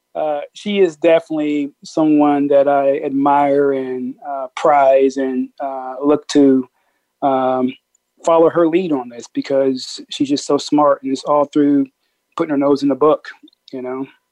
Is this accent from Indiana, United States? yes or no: no; Peoria, Illinois, United States; moved away; I'm from Peoria, Illinois